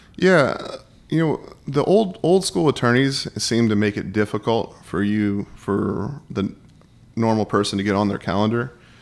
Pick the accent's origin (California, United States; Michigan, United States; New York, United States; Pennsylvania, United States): Pennsylvania, United States; Pittsburgh; I grew up in Pittsburgh